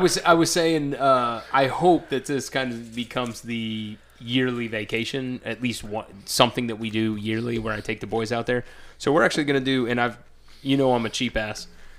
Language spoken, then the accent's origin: English; the South, United States; I'm from the South.